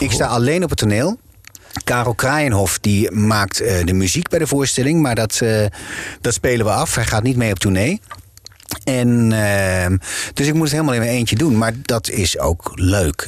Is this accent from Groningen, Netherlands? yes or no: yes; Groningen, Netherlands; accent: Gronings; first language Gronings; Dutch is a second language; moved away as an adult; now in Amsterdam, Netherlands; het Nederlands is voor mij wel een, tweede taal. Ik ben in, in het Gronings, eh, tenminste, met, met, ik heb een heel sterk accent waar ik mee ben opgegroeid